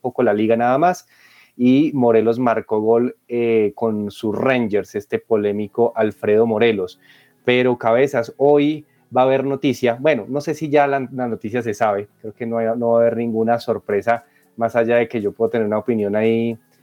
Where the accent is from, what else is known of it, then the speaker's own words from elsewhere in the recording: Colombia; estos dos tenistas maravillosos que tenemos como colombianos